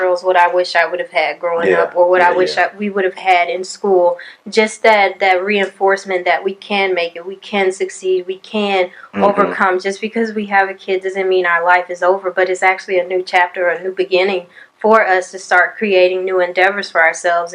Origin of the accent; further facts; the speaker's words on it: Conroe, Texas, United States; I'm from Conroe, Texas, born and raised